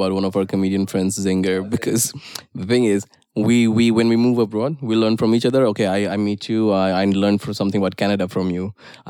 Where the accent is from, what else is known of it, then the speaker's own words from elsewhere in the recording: India; moved away as an adult; now in Warsaw, Poland; I have a perspective of an Indian person who now lives in Europe, right? So I see things happening here. I've lived here for a while. I understand these things. But at the same time, at some core level, my instincts will be Indian.